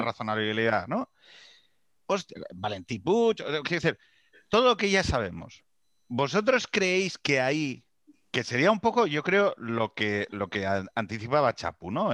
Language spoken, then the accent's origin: Spanish; Asturias, Spain; que soy de Asturias